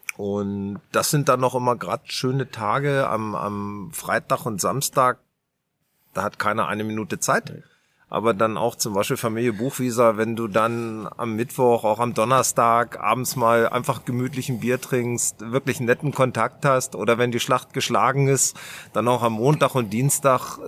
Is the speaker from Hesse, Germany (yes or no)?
no; Garbsen, Lower Saxony, Germany; der Felix und ich, wir kommen aus Garbsen, Hannover